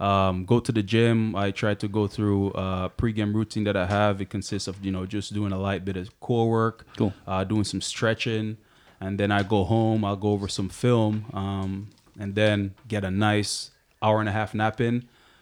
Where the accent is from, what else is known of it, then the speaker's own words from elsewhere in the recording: Jamaica; I played as a center back growing up in Jamaica